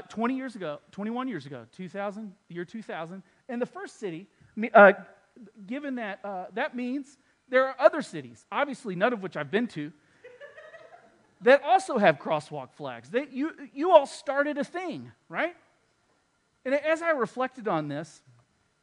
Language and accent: English; Texas, United States; I'm from Texas